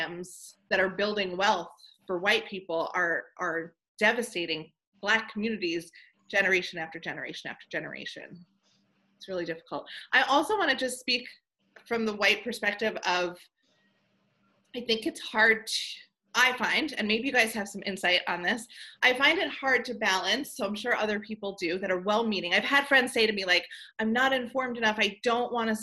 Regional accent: Levittown, New York, United States; I grew up in Levittown, New York

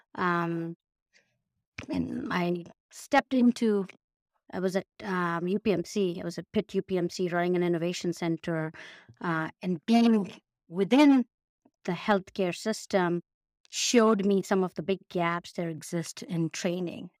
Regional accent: Mumbai, Maharashtra, India; moved away as an adult; also born or lived in Ann Arbor, Michigan / Chicago; now in Pittsburgh, United States; originally born and raised in India. Um, I Bombay

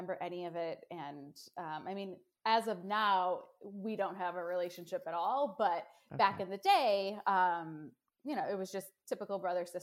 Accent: Buffalo, New York, United States; moved away as an adult; now in North Texas, United States; I grew up in New York, near Buffalo, New York, so Western New York

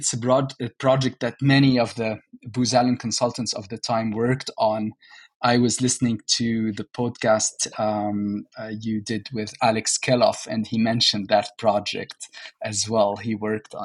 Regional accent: Beirut, Beirut Governorate, Lebanon; moved away as an adult; also born or lived in Riyadh, Saudi Arabia / Paris, France; I actually was born and grew up in Lebanon, in Beirut

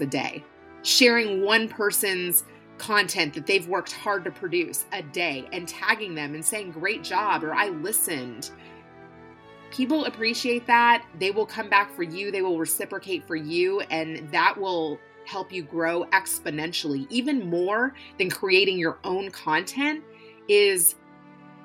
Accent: Louisville, Kentucky, United States; I grew up in Louisville, Kentucky. I lived there most of my life, born and raised there

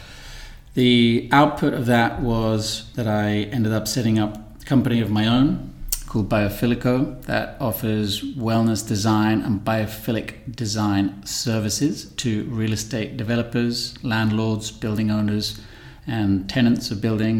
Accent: London, United Kingdom; also born or lived in Milan / Montenegro; now in Barcelona, Spain; I'm originally from London

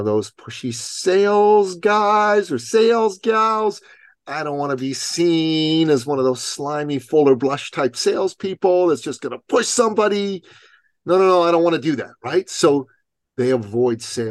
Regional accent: Iran; moved away; I'm an immigrant from Iran

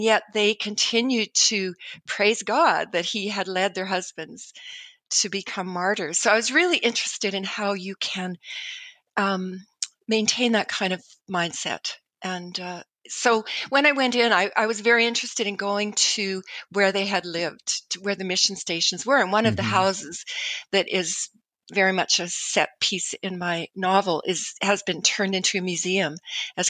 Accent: Canada

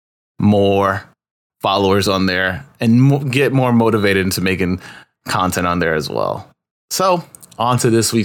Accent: New York City, New York, United States; also born or lived in Upper East Side, Manhattan / Elmhurst, Queens; I grew up in Corona

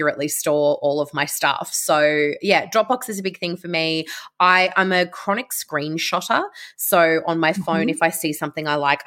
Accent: Canberra, Australian Capital Territory, Australia; I'm from Canberra. I was born and bred Canberran

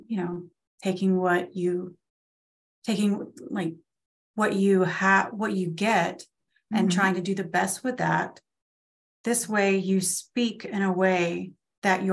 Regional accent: Florida, United States; We live in Florida, where we just moved from my hometown to a town about an hour away

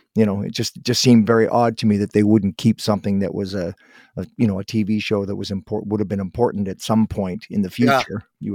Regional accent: Guelph, Ontario, Canada; I was born in Guelph, so I lived around there when I was younger.

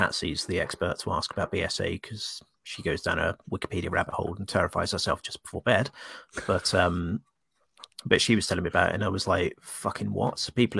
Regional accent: Australia; now in United Kingdom; I was growing up in Australia at the time.

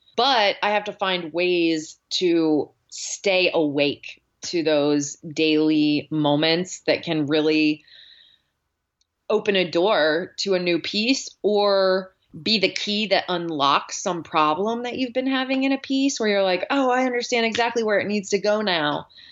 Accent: Dallas, Texas, United States; moved away as an adult; also born or lived in New Orleans / Yosemite National Park / China / Spain; now in Pittsburgh, United States; So I grew up in Dallas, Texas.

